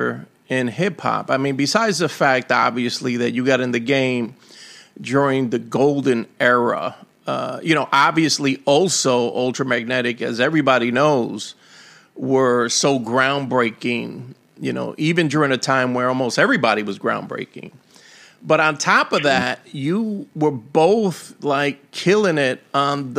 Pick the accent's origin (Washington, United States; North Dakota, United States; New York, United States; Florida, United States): New York, United States; New York City; I'm from the Bronx